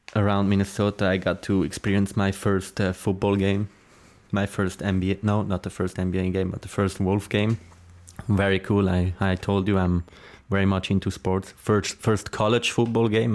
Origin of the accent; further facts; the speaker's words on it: Zurich, Switzerland; English is a second language; moved away as an adult; also born or lived in Lucerne; now in United States; I'm from Zurich